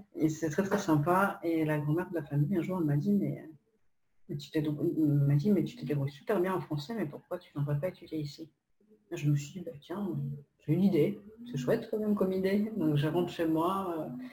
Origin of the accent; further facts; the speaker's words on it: Poland; French is a second language; moved away as an adult; now in France; moi, je, ne suis pas française. je suis polonaise d'origine je suis arrivée en France euh, lorsque j'avais 19 ans